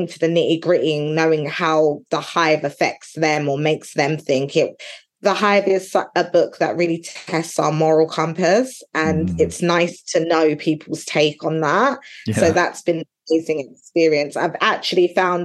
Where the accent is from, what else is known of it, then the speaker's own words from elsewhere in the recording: London, United Kingdom; moved away as an adult; now in Essex, United Kingdom; I'm originally from East London. I live in Essex now, but I'm originally from East London